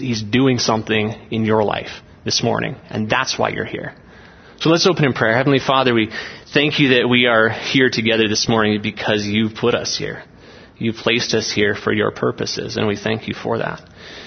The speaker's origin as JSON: {"language": "English", "town": "Olds", "region": "Alberta", "country": "Canada", "said": "We're from Olds, Alberta in Canada"}